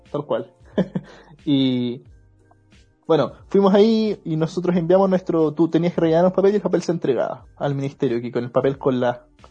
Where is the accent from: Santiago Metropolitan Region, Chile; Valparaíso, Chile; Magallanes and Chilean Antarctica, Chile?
Santiago Metropolitan Region, Chile; Maipú; somos de Maipú los tres. Estábamos en el liceo aquí en Maipú